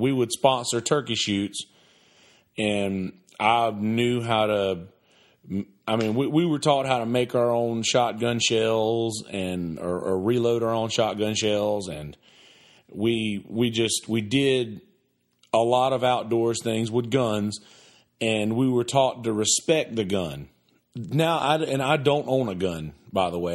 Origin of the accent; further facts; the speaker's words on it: the South, United States; I grew up in the South.